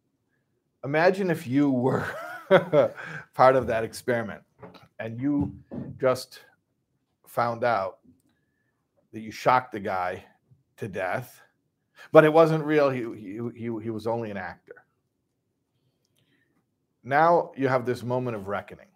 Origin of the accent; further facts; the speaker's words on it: Chicago, Illinois, United States; I'm from Chicago